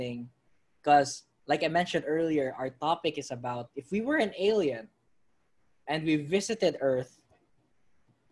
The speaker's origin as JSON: {"language": "English", "country": "Philippines", "said": "I'm from the Philippines."}